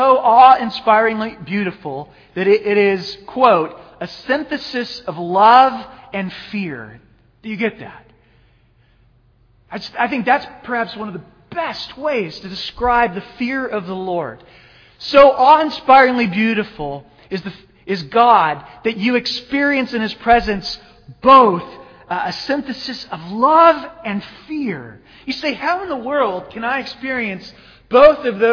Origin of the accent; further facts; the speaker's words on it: Phoenix, Arizona, United States; I grew up in Phoenix